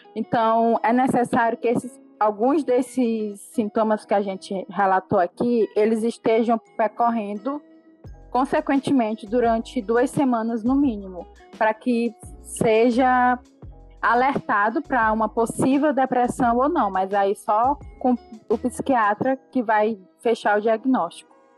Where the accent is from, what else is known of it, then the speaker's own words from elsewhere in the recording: Caxias, Maranhão, Brazil; sou daqui de Caxias do Maranhão